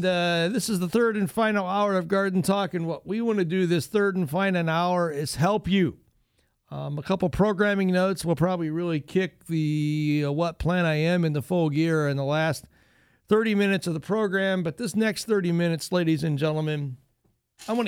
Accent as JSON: {"language": "English", "region": "Northwest Ohio", "country": "United States", "tie": "born or raised there", "said": "I grew up in Northwest Ohio, a real strong family."}